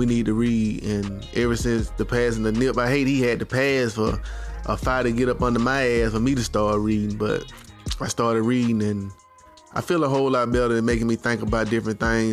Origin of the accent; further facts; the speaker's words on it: Birmingham, Alabama, United States; I'm from the South, born and raised, bamming at Alabama